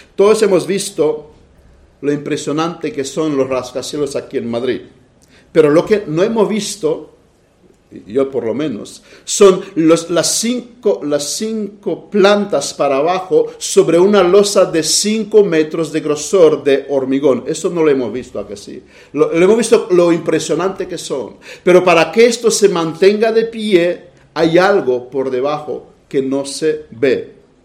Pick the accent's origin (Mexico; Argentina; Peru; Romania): Romania; moved away; las vacaciones que tuve en mi país.